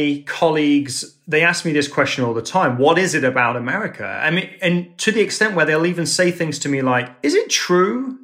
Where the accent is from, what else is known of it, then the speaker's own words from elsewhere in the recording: England, United Kingdom; moved away as an adult; now in United States; as an Englishman being in New York